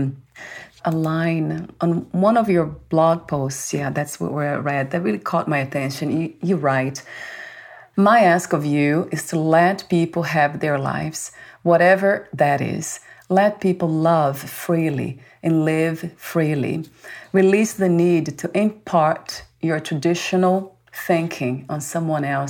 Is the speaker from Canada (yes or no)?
no; Brazil; moved away; I was born in Brazil